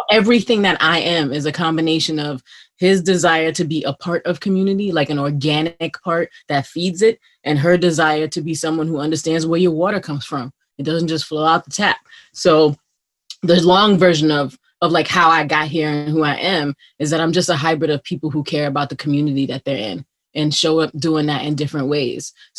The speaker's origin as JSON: {"language": "English", "town": "New York City", "region": "New York", "country": "United States", "said": "I'm from Flatbush, Brooklyn."}